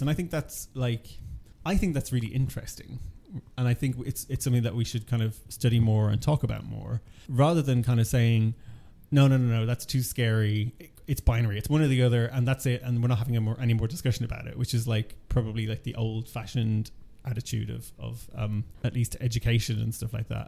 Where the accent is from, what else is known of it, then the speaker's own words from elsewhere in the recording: Ireland; I'm originally from Ireland